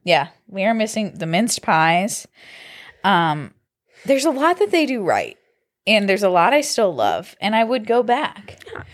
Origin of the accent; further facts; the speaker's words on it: Kent, Ohio, United States; I grew up in Kent